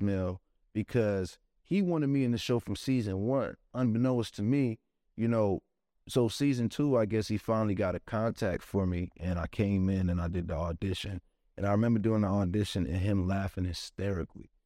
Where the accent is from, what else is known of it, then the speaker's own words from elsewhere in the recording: New York City, New York, United States; growing up in Brooklyn